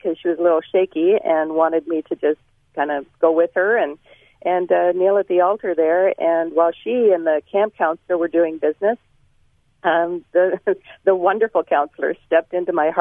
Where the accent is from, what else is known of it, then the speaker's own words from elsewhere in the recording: Toronto, Ontario, Canada; I was born and raised in Toronto, Ontario